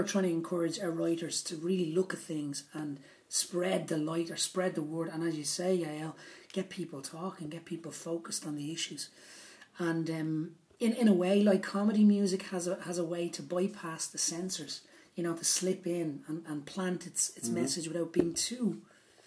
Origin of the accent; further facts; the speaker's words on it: Dublin, Leinster, Ireland; moved away as an adult; now in Austria; when I was growing up in Dublin